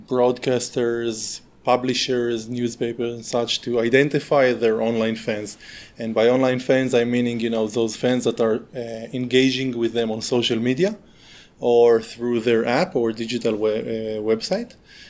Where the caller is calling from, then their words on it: Northern District, Israel; At the moment, I'm at home in the environment in Israel, in the upper north of the country, in the upper Galilee, it's called. I live in a kibbutz